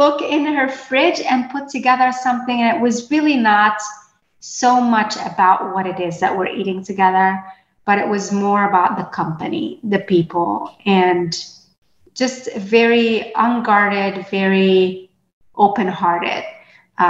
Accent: Port Said, Port Said Governorate, Egypt; moved away; I was born and raised in Port Said, Egypt

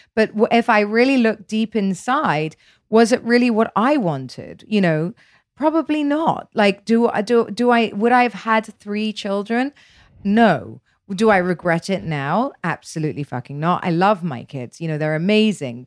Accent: United Kingdom; I'm British

